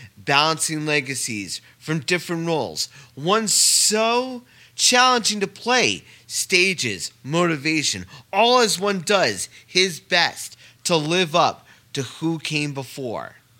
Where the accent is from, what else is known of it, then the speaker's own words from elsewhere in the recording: Saugerties, New York, United States; I'm from Saugerties myself